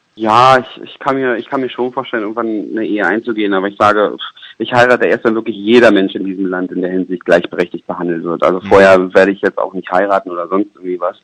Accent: Berlin, Germany; moved away as an adult; now in Düsseldorf, Germany; ich komme aus Berlin

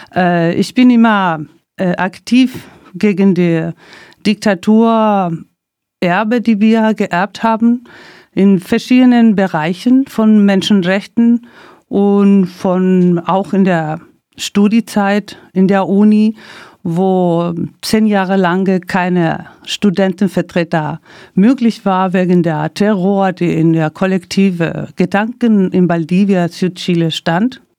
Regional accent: Santiago, Santiago Metropolitan Region, Chile; German is a second language; moved away as an adult; now in Germany; ich bin Chilenin, Chilenin und ähm, ich bin so groß geworden in einem Sektor, die im Zentrum Santiago

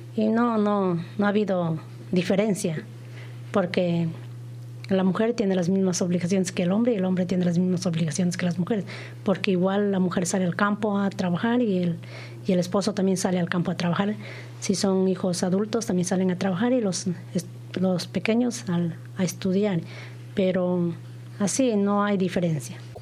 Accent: Ecuador; nosotros somos de allá de Ecuador, los más pequeñitos

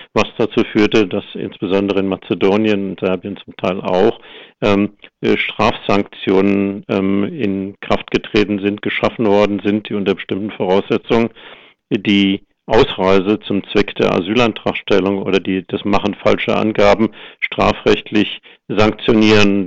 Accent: Germany; als Deutsche

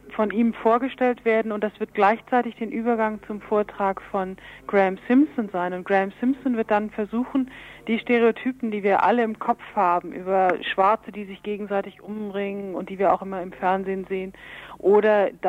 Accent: Berlin, Germany; Ich komme aus Berlin vom Weltfriedensdienst

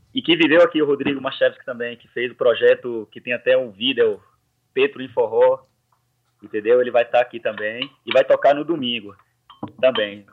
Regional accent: Salvador, Bahia, Brazil; moved away as an adult; also born or lived in Serrinha, Bahia / Cruz das Almas, Bahia; now in Lille, France; eu venho de Salvador, da Bahia, né, mas na verdade do interior da Bahia que é Serrinha, mas sempre morei em Salvador

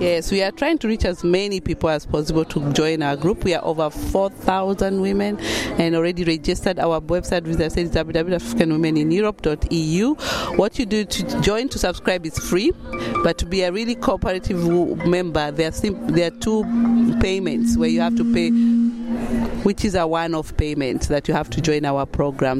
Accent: Kenya; moved away as an adult; also born or lived in United Kingdom; now in Germany; I'm from Kenya originally

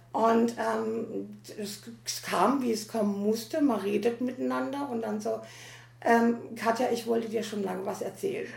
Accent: Teningen, Baden-Württemberg, Germany; ich komme also komm aus der Nähe von Freiburg, nämlich aus Teningen

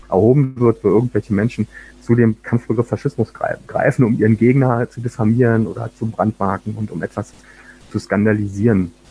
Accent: Berlin, Germany; war dann in der ersten Hälfte der 90er Jahre, vor allen Dingen in Ostberlin, wo ich aufgewachsen bin, mit dem nahezu alltäglichen Straßenterror einer neofaschistischen Jugendbewegung konfrontiert

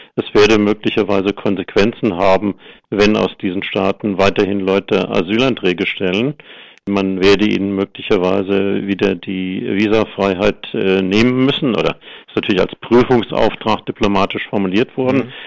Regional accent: Germany; wir als Deutsche

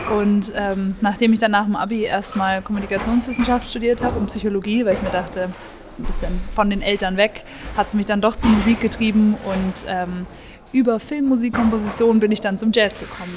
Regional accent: Munich, Bavaria, Germany; ich komme aus München

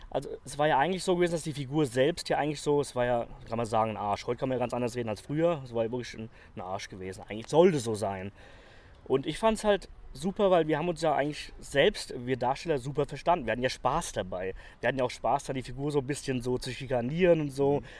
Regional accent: Bad Homburg, Hesse, Germany; ich komme ja aus Frankfurt, also aus Bad Homburg unten

